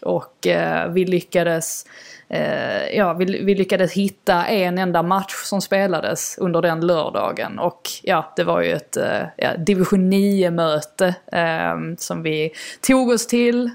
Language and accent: Swedish; Sweden; moved away as an adult; now in London, United Kingdom; min familj och mina vänner som är, är hemma i Sverige